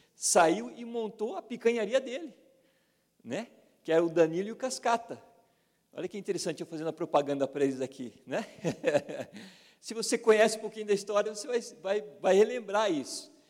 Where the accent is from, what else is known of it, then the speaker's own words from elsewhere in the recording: Brazil; a gente, como brasileiro